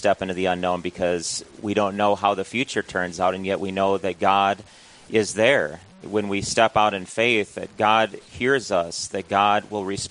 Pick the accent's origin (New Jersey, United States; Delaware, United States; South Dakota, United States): South Dakota, United States; Huron; I grew up in Huron, okay. South Dakota.